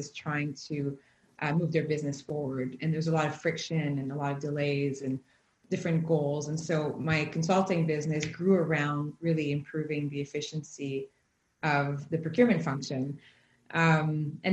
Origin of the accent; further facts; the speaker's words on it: Quebec, Canada; I grew up in Quebec in a highly entrepreneurship world.